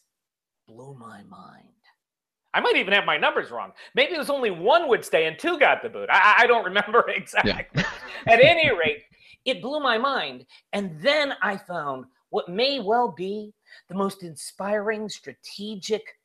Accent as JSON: {"language": "English", "town": "Chicago", "region": "Illinois", "country": "United States", "said": "I'm from Chicago. I'm of Italian heritage."}